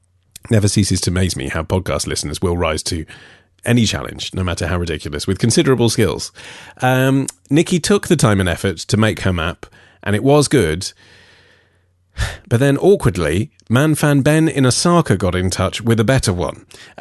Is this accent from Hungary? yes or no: yes; Budapest, Hungary; English is a second language; now in Auckland, New Zealand; I'm originally from Budapest, but I'm currently studying at the University of Auckland